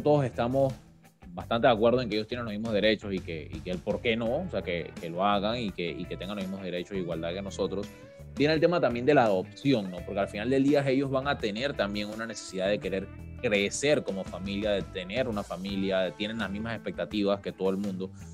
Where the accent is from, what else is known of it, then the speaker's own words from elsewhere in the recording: Panama; como panameños, como país